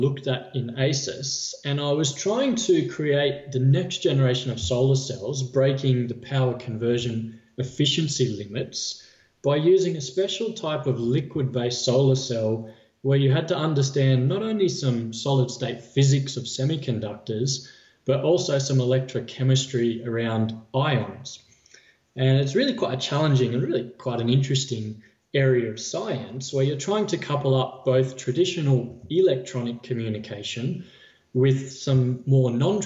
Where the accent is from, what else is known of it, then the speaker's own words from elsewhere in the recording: Orange, New South Wales, Australia; moved away as an adult; also born or lived in Wollongong, Australia / Japan; now in Sydney, Australia; I was born in Sydney and I did the first decade of my life in Sydney. And then we moved to the country. So I actually associate with being a country boy. I did the next decade of my life in Orange.